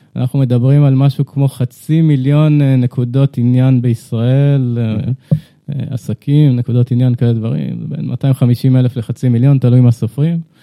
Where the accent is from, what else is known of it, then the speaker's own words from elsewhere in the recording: Ramat HaKovesh, Central District, Israel; moved away as an adult; now in Tel Aviv, Israel; גדלתי בקיבוץ, רמת הכובש, אני גר בתל אביב